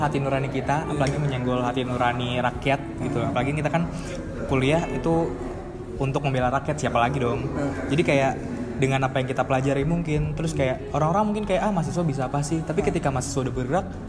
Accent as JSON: {"language": "Indonesian", "town": "Tangerang", "region": "Banten", "country": "Indonesia", "said": "gue dari Tangerang"}